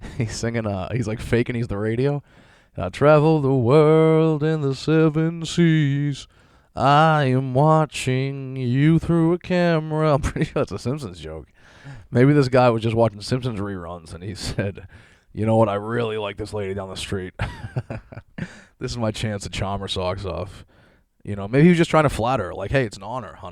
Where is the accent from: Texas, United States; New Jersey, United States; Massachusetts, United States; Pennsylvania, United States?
Massachusetts, United States; Boston; I grew up in Boston